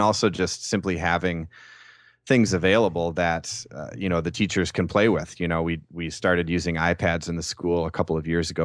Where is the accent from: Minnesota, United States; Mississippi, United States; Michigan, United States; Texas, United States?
Minnesota, United States; Saint Paul; I'm from Saint Paul, Minnesota